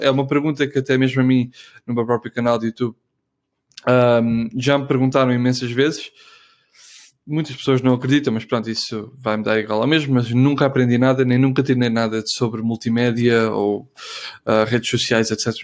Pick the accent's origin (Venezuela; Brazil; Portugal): Portugal; moved away as an adult; also born or lived in Netherlands / Munich, Germany; eu quando saí de Portugal, eu estive na Holanda